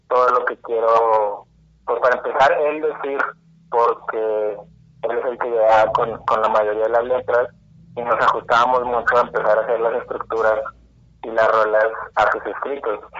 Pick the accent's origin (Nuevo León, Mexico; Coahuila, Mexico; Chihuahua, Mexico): Nuevo León, Mexico; Monterrey; todos somos de, acá, de Monterrey, de diferentes municipios